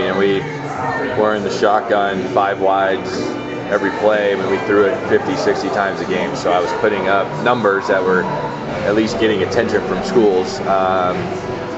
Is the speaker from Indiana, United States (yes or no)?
yes; Indiana, United States; moved away as an adult; also born or lived in Boulder, Colorado; growing up in Indiana and coming to mountains and being west